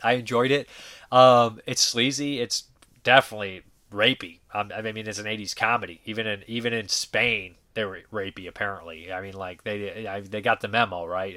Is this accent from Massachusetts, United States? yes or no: yes; Boston, Massachusetts, United States; as a Bostonian